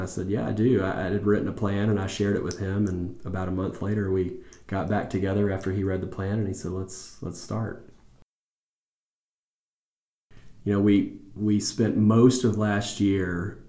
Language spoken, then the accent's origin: English; Chattanooga, Tennessee, United States; moved away as an adult; now in Knoxville, United States; I was born and raised in Chattanooga